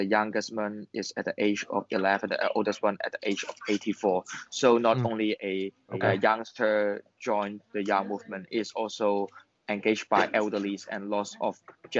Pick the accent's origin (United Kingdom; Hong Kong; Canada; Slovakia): Hong Kong; I and lots of fellow Hong Kongers